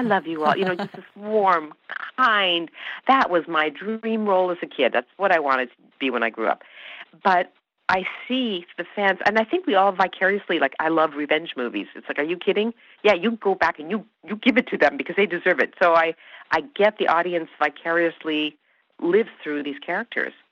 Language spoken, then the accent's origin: English; Canada; first language Hungarian; I grew up, we spoke Hungarian at home. That was our first language, and English. I was brought up in Canada